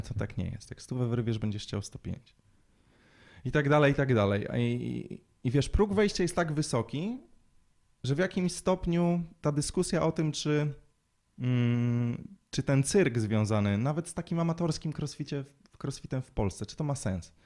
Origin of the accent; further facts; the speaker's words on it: Łódź, Łódź Voivodeship, Poland; całą młodość, całe dzieciństwo spędziłem uprawiając sport. My trenowaliśmy w Łodzi